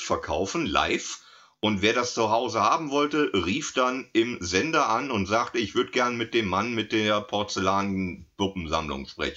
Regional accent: SWF broadcast area, south-west Germany, Germany; hier, wo ich aufgewachsen bin, beim SWF

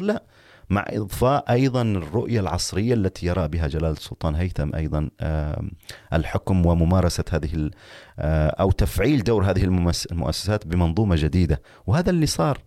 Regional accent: Oman; نحن أبناء عمان

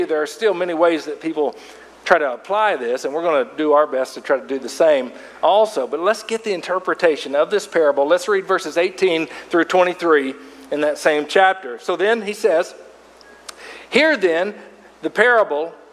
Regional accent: Arkansas River Valley, United States; where I grew up over in the Arkansas River Valley

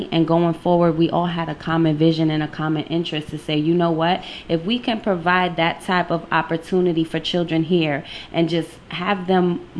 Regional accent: New York City, New York, United States; now in Connecticut, United States; I'm from the Bronx. Boogie down Bronx.

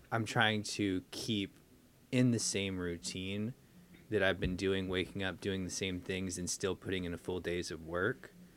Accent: United States; being American

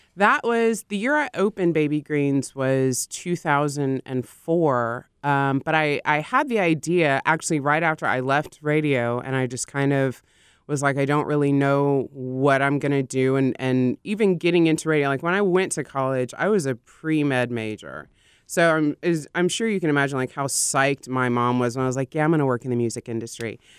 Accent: Austin, Texas, United States; I grew up in Austin

